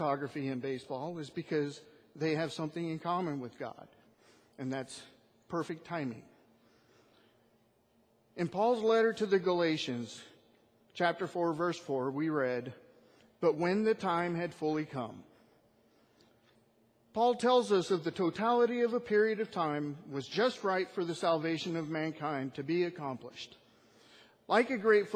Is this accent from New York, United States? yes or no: no; Northern California, United States; moved away as an adult; my family and I moved to this area from Northern California, a place where I was born and lived all my life